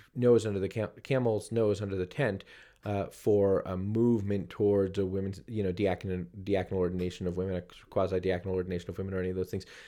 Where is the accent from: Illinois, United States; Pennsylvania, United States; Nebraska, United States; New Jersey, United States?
New Jersey, United States; my home state of New Jersey